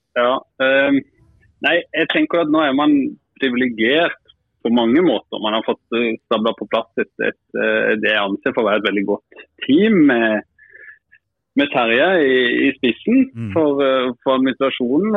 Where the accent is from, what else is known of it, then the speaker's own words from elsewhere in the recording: Kristiansand, Sørlandet, Norway; moved away; Som sørlending